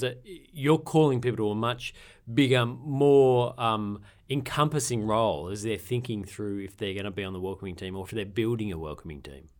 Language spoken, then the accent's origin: English; Sydney, New South Wales, Australia; moved away; also born or lived in Campbelltown, New South Wales; I grew up in Lugano, which is not bogan